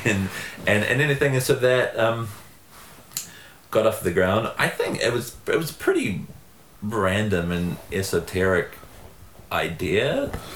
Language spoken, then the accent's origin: English; New Zealand; now in United States